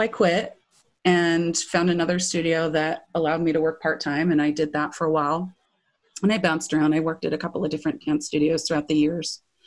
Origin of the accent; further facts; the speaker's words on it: Irvine, California, United States; also born or lived in Hinesville, Georgia / Ramona, San Diego County; I grew up in uh, Orange County, um, in Irvine